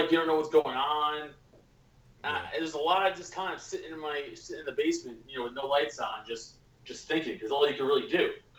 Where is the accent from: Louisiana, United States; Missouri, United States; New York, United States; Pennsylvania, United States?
New York, United States; New York City; I'm from Staten Island, New York